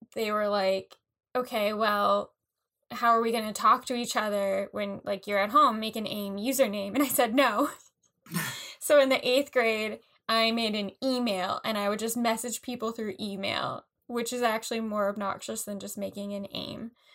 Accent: New York, United States; we're from New, New York

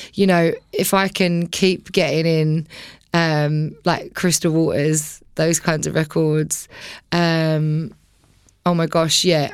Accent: Billericay, East of England, United Kingdom; also born or lived in Romford; I was born in Romford, grew up in Billericay

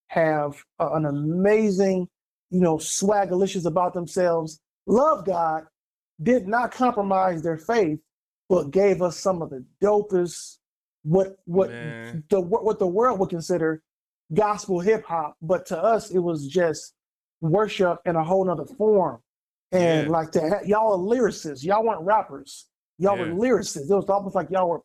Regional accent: Pontiac, Michigan, United States; moved away as an adult; also born or lived in Grand Rapids, Michigan; now in Arizona, United States; my father, Bishop Roser Rutley, moved us to Pontiac, man. I was about 7

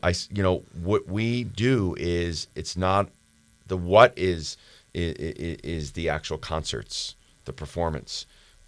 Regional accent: Philadelphia, Pennsylvania, United States; even though we're both from Philadelphia

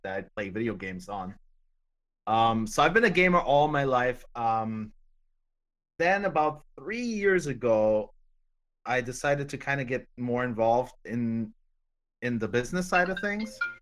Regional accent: Germany; I'm German. I'm from Germany

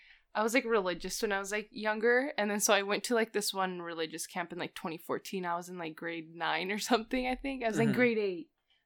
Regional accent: California, United States; born there; Like, I was born in California, but like, I don't know.

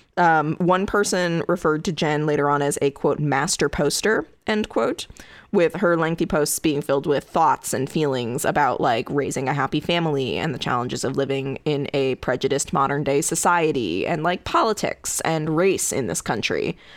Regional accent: Connecticut, United States; my home state of Connecticut.

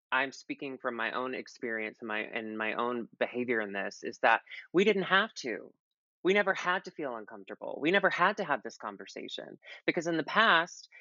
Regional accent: the South, United States; moved away; I come from the South.

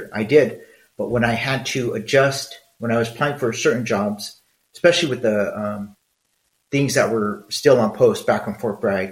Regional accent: Mexico; I'm Mexican.

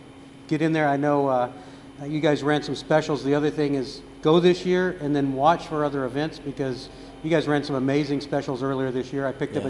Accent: Austin, Texas, United States; I'm originally from Austin.

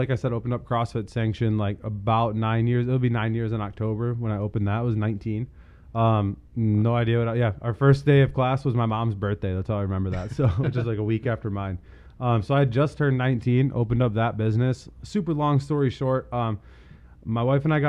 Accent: Holt, Michigan, United States; also born or lived in Lansing, Michigan / Ohio / Philadelphia; I'm actually from Lansing. I grew up in Holt. I graduated from Holt in 2012.

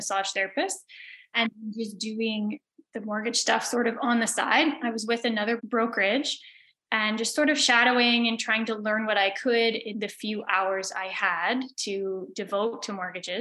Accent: Belleville, Ontario, Canada; now in Prince Edward County, Canada; So I grew up in Belleville in Ontario. I now live in Prince Edward County

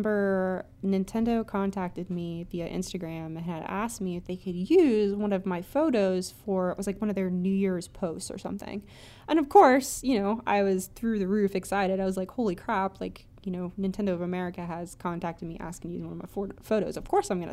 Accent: Indiana, United States; moved away as an adult; now in Ohio, United States; I am from the Midwest. I grew up in Indiana and moved to Ohio a few years ago, and I've been living here for the past, I'd say, about 5 years

